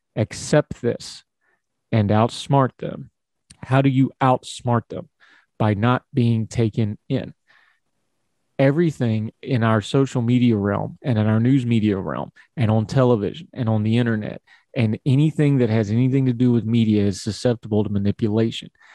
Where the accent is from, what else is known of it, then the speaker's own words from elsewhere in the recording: West Virginia, United States; my home state of West Virginia